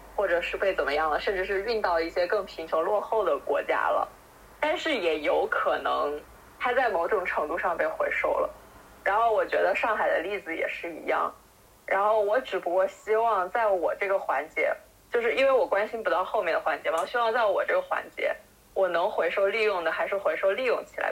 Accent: China; 我们这种从小在国内长大，然后吃杂食

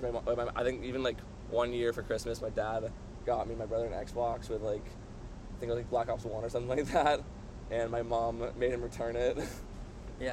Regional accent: San Diego, California, United States; moved away; I'm from San Diego. It's pretty like surf skate culture down there

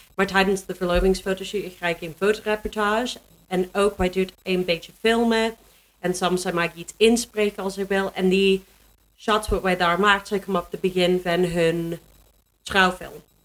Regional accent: Canada; Dutch is a second language; moved away as an adult; also born or lived in Germany; now in Netherlands; ik kom uit Canada

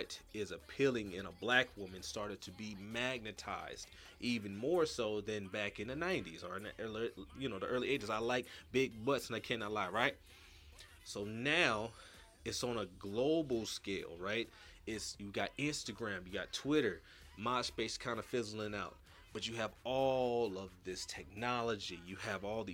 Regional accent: California, United States; now in Houston, United States; I'm from Cali

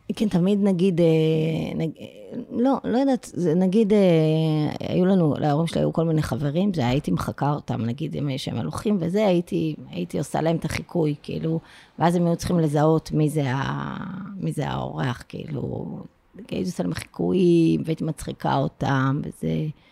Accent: Afula, Northern District, Israel; moved away; אני באמת גדלתי בעפולה

